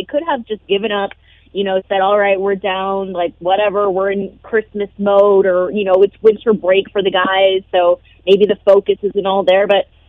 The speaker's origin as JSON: {"language": "English", "town": "San Diego", "region": "California", "country": "United States", "tie": "born or raised there", "moved": "as an adult", "lives_now": "Las Vegas, United States", "said": "Growing up in San Diego my whole life, you know, I never had any type of season."}